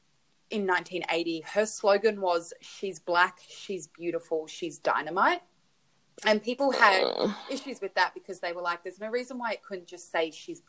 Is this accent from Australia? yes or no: yes; Australia; Australian, and it's kilos, but I think it's like 45 kilos or something like that.